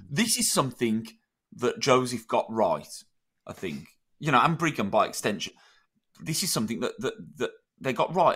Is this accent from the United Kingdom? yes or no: yes; United Kingdom; in Britain